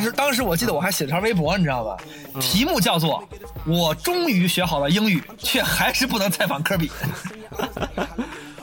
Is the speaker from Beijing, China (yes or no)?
yes; Beijing, China; moved away as an adult; also born or lived in Xi'an, Shaanxi; now in Minnesota, United States; 我是北京人。北京人啊，对。纯种的北京人